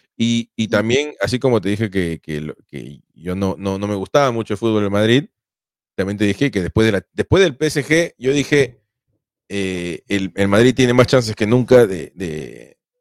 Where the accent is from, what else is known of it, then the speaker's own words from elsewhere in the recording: Peru; yo soy peruano